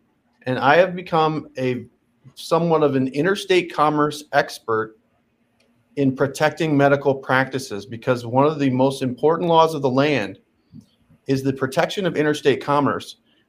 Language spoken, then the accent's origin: English; Omaha, Nebraska, United States; born or raised there